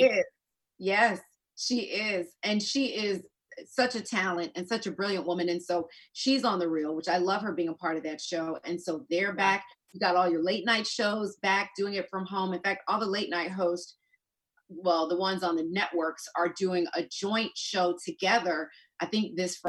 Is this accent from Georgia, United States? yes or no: yes; Georgia, United States; I'm from Georgia.